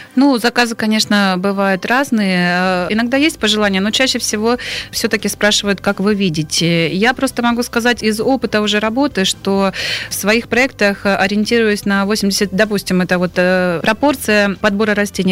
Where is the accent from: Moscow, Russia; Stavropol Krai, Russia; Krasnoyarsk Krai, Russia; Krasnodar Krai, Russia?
Stavropol Krai, Russia; Stavropol; я родилась и жила в Ставрополе